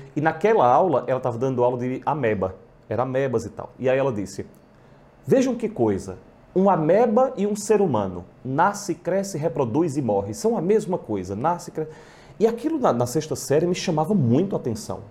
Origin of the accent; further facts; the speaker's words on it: São Caetano, Pernambuco, Brazil; also born or lived in Caruaru; Eu sou, eu sou de, de São Caetano. Nasci aqui, mas com 15 dias fui para São Caetano